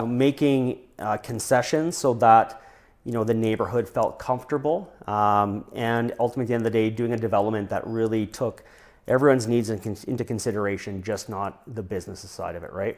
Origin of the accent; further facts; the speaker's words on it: Regina, Saskatchewan, Canada; moved away as an adult; also born or lived in British Columbia; now in Prince George, Canada; born and raised in Regina